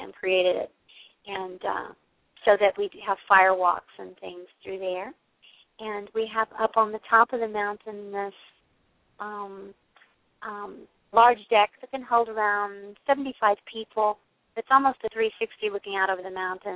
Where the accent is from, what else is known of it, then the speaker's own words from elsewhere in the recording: Western Kentucky, United States; moved away; also born or lived in Bay Area, California; I grew up in Western Kentucky